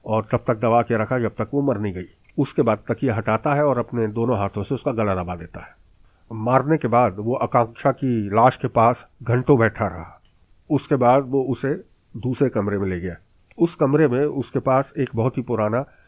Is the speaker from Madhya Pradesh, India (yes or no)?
yes; Bhopal, Madhya Pradesh, India; मेरे शहर भोपाल